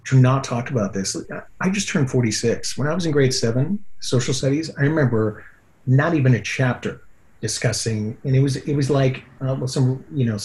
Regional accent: Whitehorse, Yukon, Canada; I grew up in the Yukon

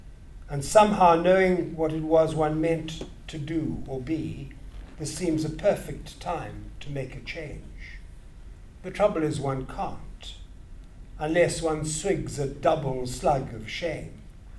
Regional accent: Grahamstown, Eastern Cape, South Africa; The town I talk about is my hometown, I suppose, Grahamstown.

